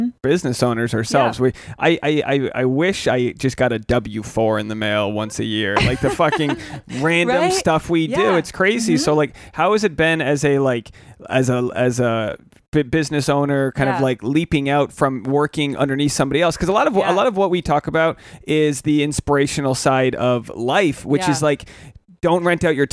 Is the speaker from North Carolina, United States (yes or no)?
no; Rhode Island, United States; growing up in Rhode Island